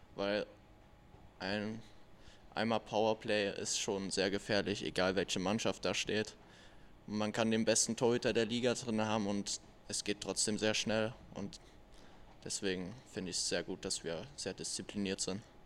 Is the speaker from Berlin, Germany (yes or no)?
no; Erfurt, Thuringia, Germany; moved away; in meiner Heimat Erfurt